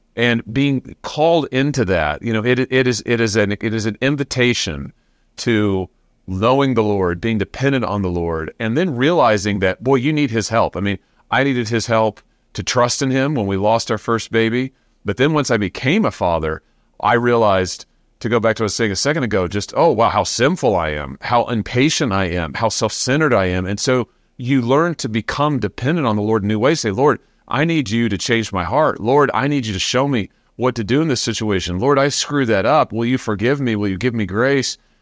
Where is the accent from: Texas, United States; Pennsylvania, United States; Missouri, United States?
Missouri, United States; my home state of Missouri